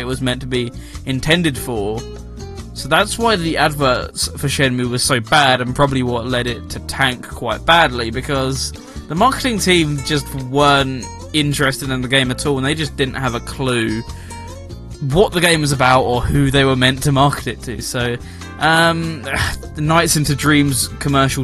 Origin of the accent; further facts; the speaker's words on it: United Kingdom; I am British